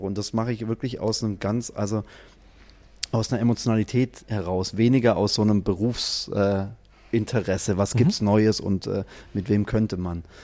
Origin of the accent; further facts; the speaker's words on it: Stuttgart, Baden-Württemberg, Germany; als Stuttgarter